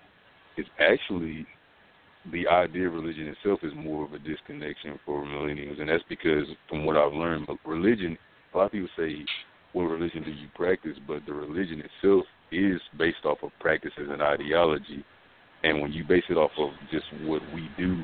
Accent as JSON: {"language": "English", "region": "the South", "country": "United States", "tie": "born or raised there", "said": "being African-American and growing up in the South"}